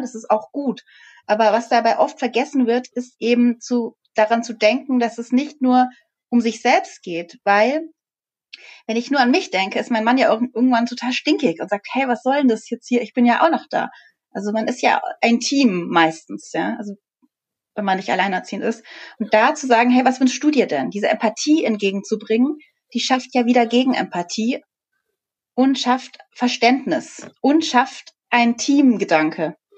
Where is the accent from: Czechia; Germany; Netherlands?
Germany; Bavaria; Also ich bin aus Bayern.